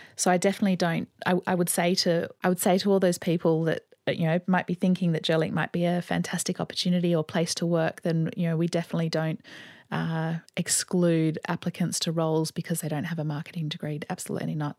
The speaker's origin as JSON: {"language": "English", "town": "Sydney", "region": "New South Wales", "country": "Australia", "tie": "born or raised there", "also_born_or_lived": "London", "said": "I grew up here in Sydney"}